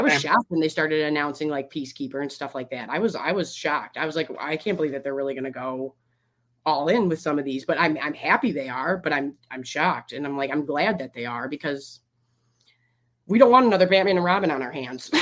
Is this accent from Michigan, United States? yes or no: yes; Michigan, United States; I'm from Michigan.